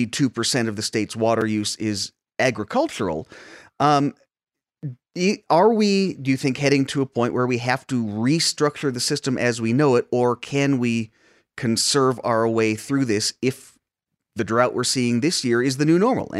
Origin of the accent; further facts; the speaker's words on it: Tucson, Arizona, United States; I grew up in Tucson.